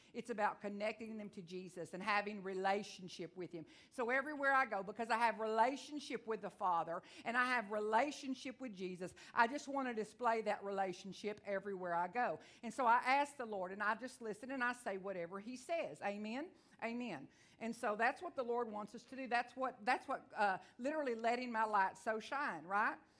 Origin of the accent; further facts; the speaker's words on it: Onalaska, Texas, United States; I am from Texas. I talk real fast